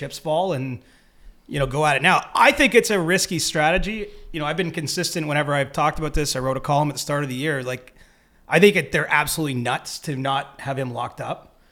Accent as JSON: {"language": "English", "town": "Cobourg", "region": "Ontario", "country": "Canada", "said": "But I'm from Cobourg"}